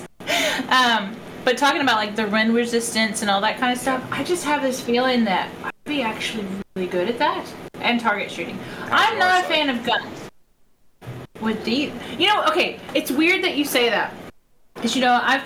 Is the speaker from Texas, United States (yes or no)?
yes; Texas, United States; accent: Texas; me and my Texas accent